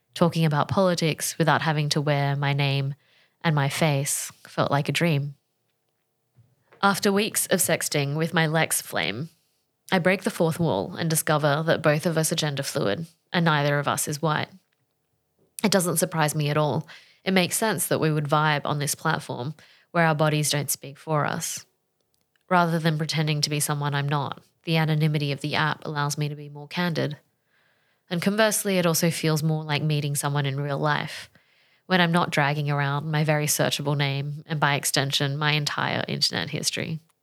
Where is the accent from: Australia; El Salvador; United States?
Australia; I grew up in Australia in the nineties